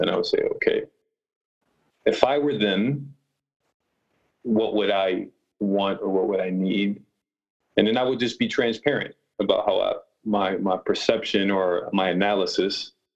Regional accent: Rochester, New York, United States; I grew up in Rochester, New York, which is about six hours from New York City

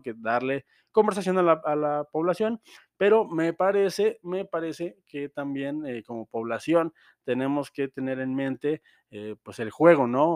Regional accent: Mexico; todos estamos de acuerdo como mexicanos

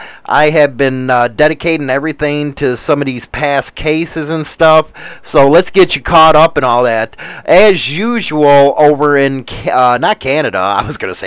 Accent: United States; I am from the United States

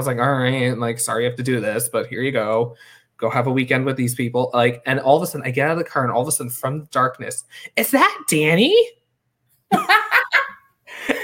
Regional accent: New York, United States; also born or lived in Hong Kong; I grew up in New York

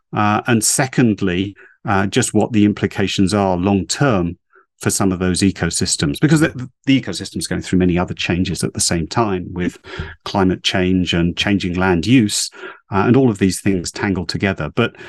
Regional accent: East of England, United Kingdom; I grew up in Essex in the UK. In the late 60s, early 70s, I was out and about along the coast there, birdwatching and looking at nature at the time.

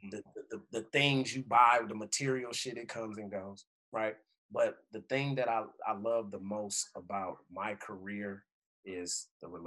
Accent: Oakland, California, United States; moved away as an adult; also born or lived in British Columbia; being a California d- kid, you know, born and raised in Oakland, and and and it's it's crazy how I ended up in BC

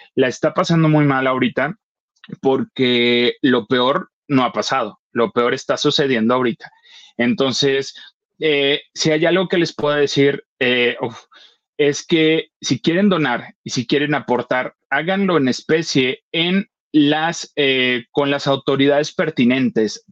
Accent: Acapulco, Guerrero, Mexico; moved away; ver imágenes del lugar donde creciste y, pasaste muchas cosas, eh, tanto buenas como malas, verlo destruido

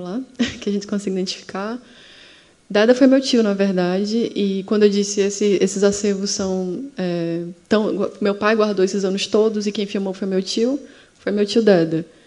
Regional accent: Sergipe, Brazil; Sergipe é maravilhoso, gente. Eu falo aqui os problemas, mas porque eu amo a minha terra mesmo

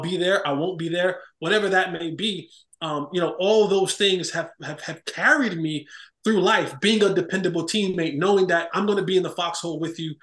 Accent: Roselle, New Jersey, United States; born and raised in New Jersey, Roselle, New Jersey.

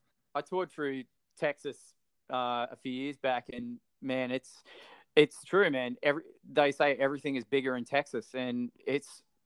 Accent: Australia

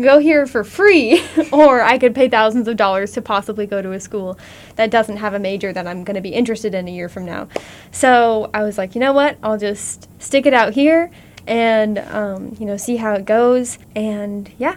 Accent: Warrensburg, Missouri, United States; I am from Warrensburg

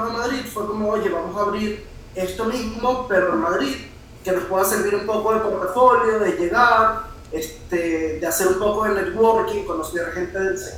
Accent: Puerto La Cruz, Anzoátegui, Venezuela; moved away; also born or lived in Caracas; yo soy de Puerto La Cruz

